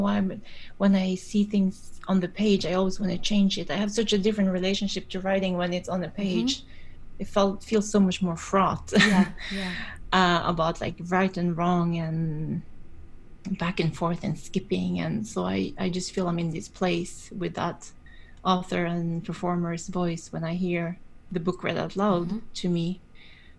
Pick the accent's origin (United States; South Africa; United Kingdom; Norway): Norway; I grew up in Norway